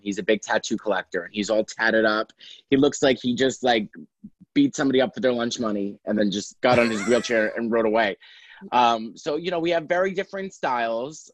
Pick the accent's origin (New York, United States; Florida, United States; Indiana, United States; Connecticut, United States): New York, United States; New York City; now in Los Angeles, United States; I'm a comedian from Staten Island, New York. And hey. I live in Los Angeles now.